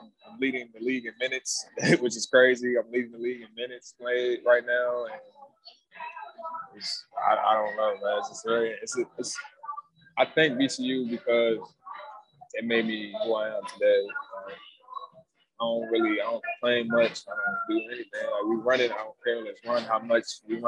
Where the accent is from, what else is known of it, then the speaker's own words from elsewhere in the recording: Richmond, Virginia, United States; moved away; I'm from Richmond.